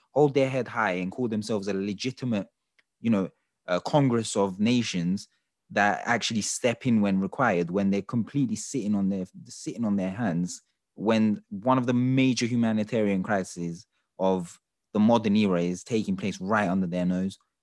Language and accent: English; Turkey; we're from Turkey